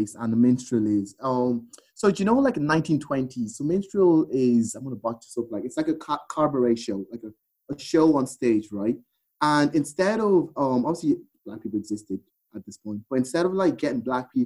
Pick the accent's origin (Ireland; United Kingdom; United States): Ireland; I grew up in Ireland